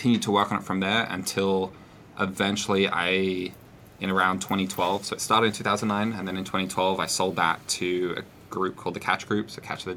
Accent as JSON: {"language": "English", "country": "Australia", "said": "I'm an Australian visiting the US."}